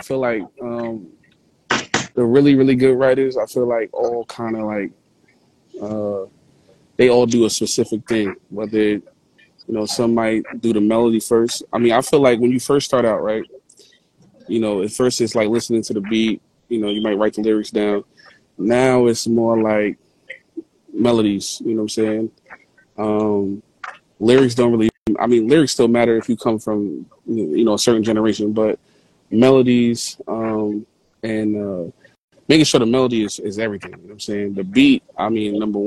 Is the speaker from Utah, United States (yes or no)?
no; Jersey City, New Jersey, United States; I'm originally from North in Jersey City